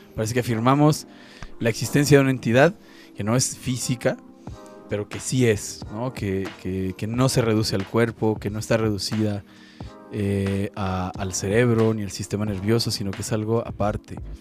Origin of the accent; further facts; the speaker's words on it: Mexico; soy mexicano, ya sea porque así lo dice mi pasaporte o mi INE